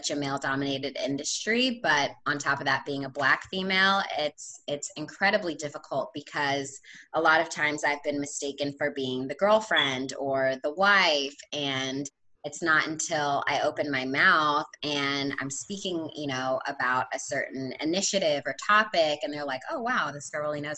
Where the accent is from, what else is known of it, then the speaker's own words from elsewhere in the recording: Havre de Grace, Maryland, United States; moved away as an adult; now in Hampton, United States; where I grew up in Maryland is right on the water